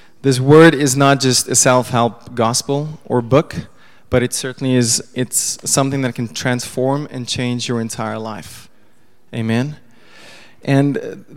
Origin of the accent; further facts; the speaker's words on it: Pretoria, Gauteng, South Africa; first language Afrikaans; English is a second language; I was born in Pretoria, grew up Afrikaans